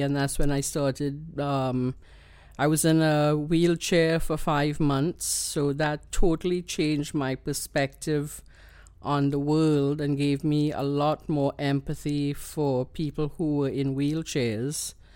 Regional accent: Trinidad & Tobago; accent: Trini; now in Canada; you know that I'm a Trini.

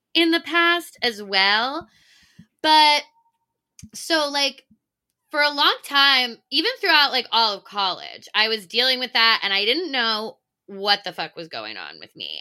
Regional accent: Virginia, United States; moved away as an adult; also born or lived in Delaware; now in New York, United States; I grew up, uh, for the most part in Virginia, but I moved straight from University of Delaware.

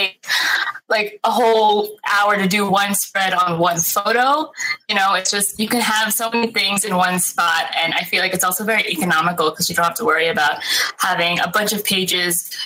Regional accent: New Jersey, United States; I'm from New Jersey in America

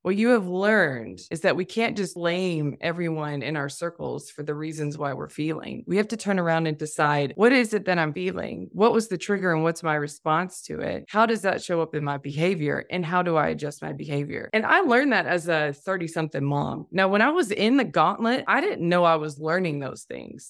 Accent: Tennessee, United States; moved away as an adult; I'm a Tennessee girl, born and raised in the South

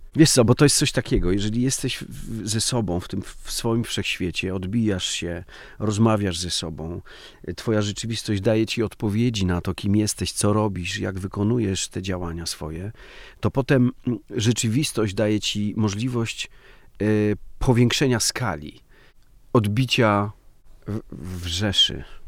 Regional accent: Podhale, Lesser Poland, Poland; Ja jestem z Podhala trochę i ten patriarchat podhalański też ma, ma swoją siłę

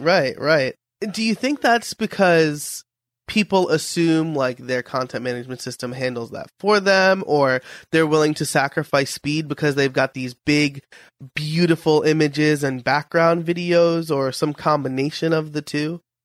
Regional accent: New York, United States; I'm from New York

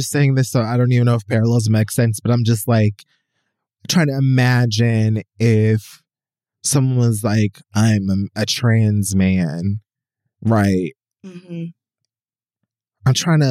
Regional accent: Jamaica; But I'm like Jamaican.

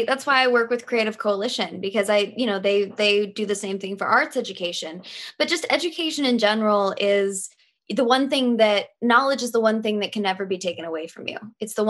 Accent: Lee's Summit, Missouri, United States; also born or lived in North Carolina / Georgia; So actually I was an army brat as a kid. So I was born in North Carolina and Georgia. So when I first learned to talk, I actually learned to talk like this. And then somehow when I moved to Missouri, I lost my accent.

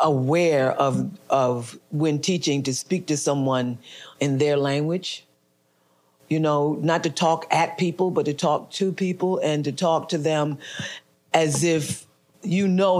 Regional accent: Newark, New Jersey, United States; moved away; It was somewhere in Newark. Okay. In my hometown.

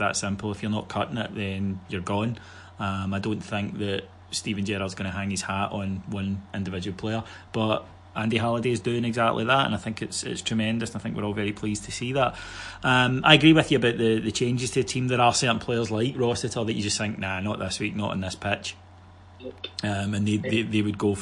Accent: Cowdenbeath, Scotland, United Kingdom; my hometown of Cowinning

